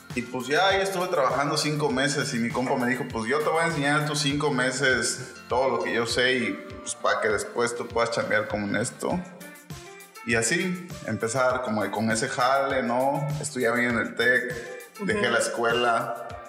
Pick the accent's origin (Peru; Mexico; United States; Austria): Mexico; soy originario de Kirchhoff, nací en la cuarta sección